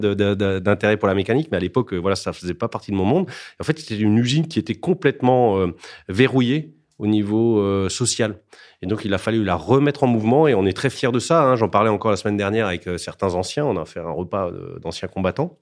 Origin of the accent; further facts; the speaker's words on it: Alsace, Grand Est, France; je suis alsacien